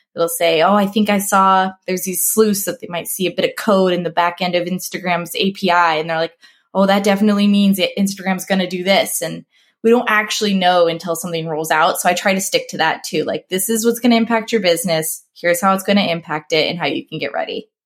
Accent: Nebraska, United States; moved away as an adult; also born or lived in Sioux Falls, South Dakota / Denver; I grew up here in Nebraska

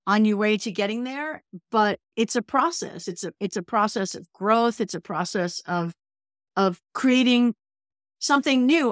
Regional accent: New England, United States; now in California, United States; I'm from New England

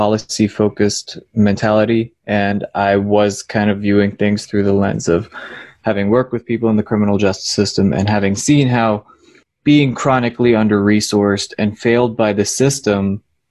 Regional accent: Ocala, Florida, United States; I grew up in Ocala, which is a city, but culturally I would say it's more of a rural community

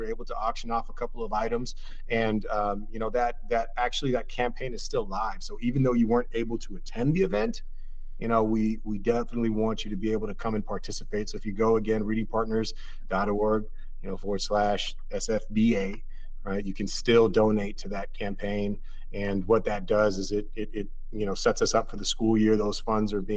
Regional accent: Oakland, California, United States; I'm an Oaklander through and through

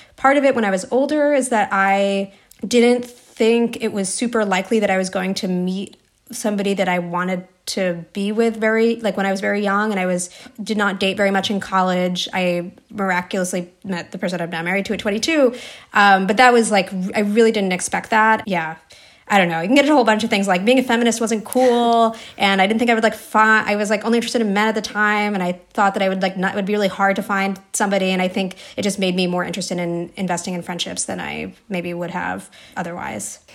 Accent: New Jersey, United States; I grew up in New Jersey

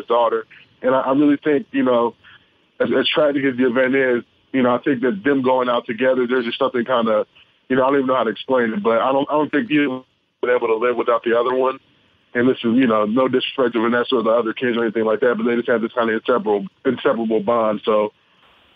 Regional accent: Los Angeles, California, United States; I grew up in Los Angeles

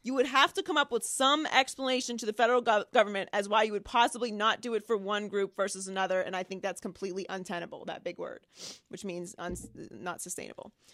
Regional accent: Pittsburgh, Pennsylvania, United States; I grew up in Pittsburgh.

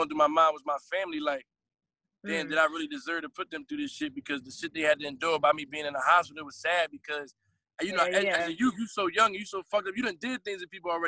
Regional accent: Philadelphia, Pennsylvania, United States; I come from North Philly

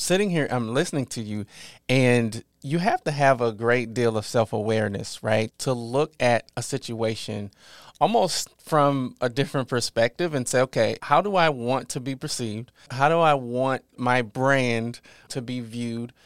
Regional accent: Mounds, Illinois, United States; moved away; my hometown, Mounds, is about ten minutes west

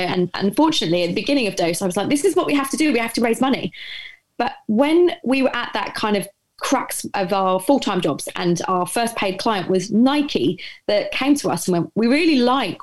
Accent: London, United Kingdom; I grew up in Essex in East London. Well, North East London, depending on where you are.

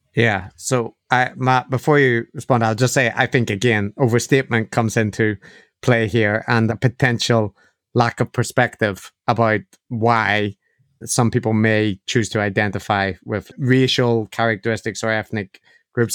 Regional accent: Ireland; being Irish is a part of how I see myself

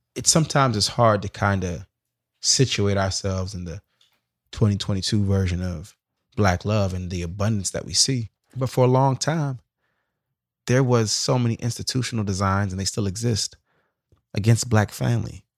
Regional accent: Sacramento, California, United States; moved away as an adult; going to Hampton, but coming from South Sac, I was kinda always reminded I'm from South Sac

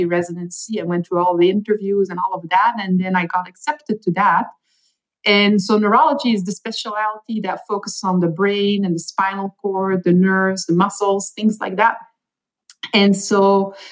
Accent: Belgium; first language Dutch; English is a second language; moved away as an adult; I was born and raised for the most part in Belgium. So I speak Dutch at home or Flemish

